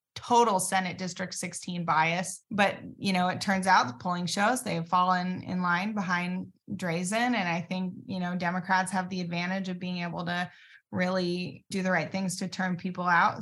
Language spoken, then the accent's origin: English; Medford, Oregon, United States; my hometown, Medford, Oregon.